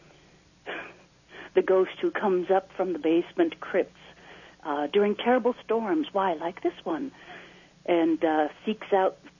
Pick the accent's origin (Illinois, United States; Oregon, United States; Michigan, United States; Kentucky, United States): Illinois, United States; Naperville; growing up in Naperville